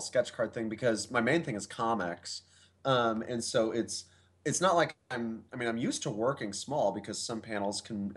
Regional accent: Kansas, United States; moved away as an adult; now in Michigan, United States; I was raised in Kansas

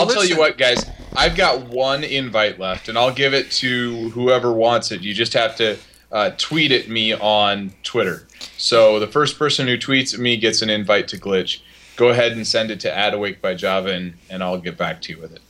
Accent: Indiana, United States; I'm from Indiana

